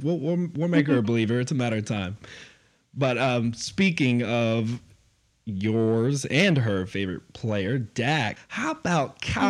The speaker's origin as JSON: {"language": "English", "town": "Houston", "region": "Texas", "country": "United States", "said": "we're from Houston"}